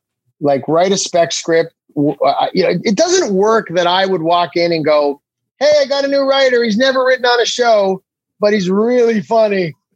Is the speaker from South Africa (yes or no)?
no; Canada; Because I say I'm a Canadian celebrity, and that's that right there.